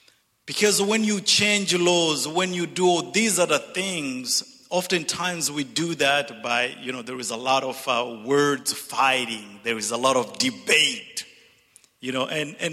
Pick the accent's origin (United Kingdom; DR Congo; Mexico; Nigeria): DR Congo; also born or lived in Zambia / Zimbabwe / Dallas / Missouri; I'm originally from Zambia, grew up in the Congo and educated in Zimbabwe and Dallas and Missouri.